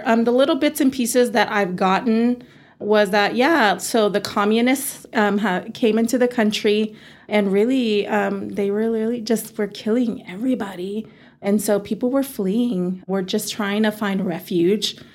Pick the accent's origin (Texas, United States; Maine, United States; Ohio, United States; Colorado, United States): Texas, United States; Amarillo; I kind of feel like I'm Texan. Yeah. I'm an Amarilloan because this is all that I know.